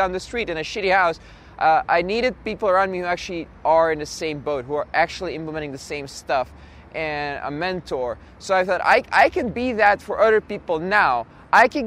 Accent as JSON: {"language": "English", "country": "Belgium", "tie": "born or raised there", "also_born_or_lived": "Russia", "said": "ended up in Belgium. So I'm actually Belgian, even though I was born in Russia. And in Belgium, I just went through the normal, like, high school, primary school, college"}